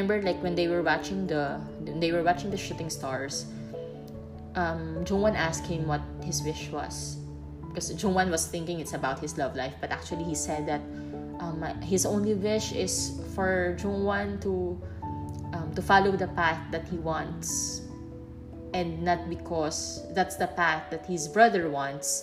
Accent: Philippines; moved away as an adult; I'm from the Philippines

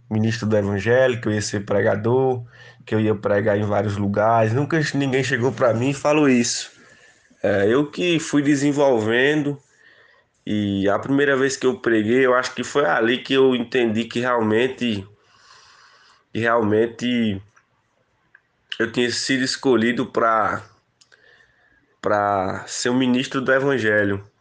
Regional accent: Barra do Tarrachil, Bahia, Brazil; now in Petrolina, Brazil; vim de Barra do Tarraxil em direção à Petrolina, fiz o seminário teológica

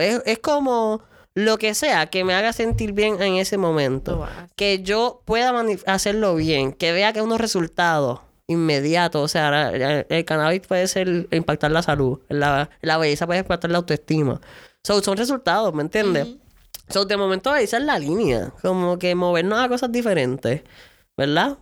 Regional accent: San Lorenzo, Puerto Rico; Vengo de San Lor del pueblo de San Lorenzo

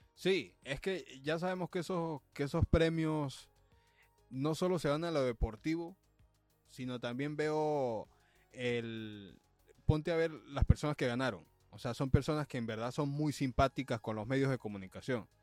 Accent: El Vigía, Mérida, Venezuela; now in Los Angeles, United States; mi equipo de mi pueblo, el, el Vigía ah. Fútbol Club

